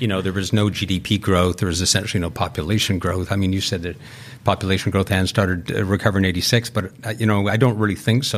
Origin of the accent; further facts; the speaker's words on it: Vancouver, British Columbia, Canada; I grew up in Vancouver.